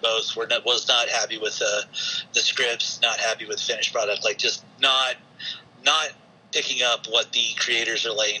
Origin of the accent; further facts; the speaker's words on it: the South, United States; being a Southerner